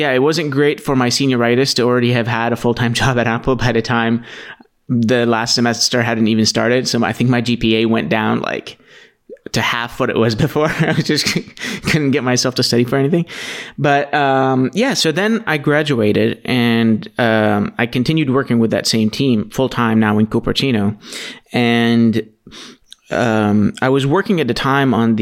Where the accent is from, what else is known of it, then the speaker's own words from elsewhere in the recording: Aleppo, Aleppo Governorate, Syria; now in United States; So where I'm from is Aleppo, Syria.